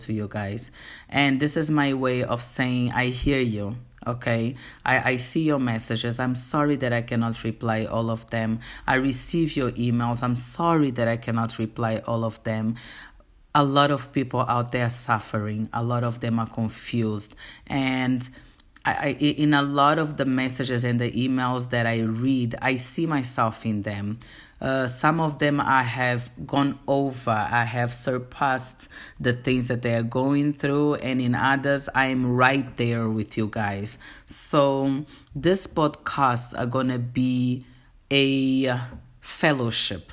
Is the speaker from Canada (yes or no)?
no; Angola; first language Portuguese; English is a second language; now in South Africa; I am from Angola. reside in South Africa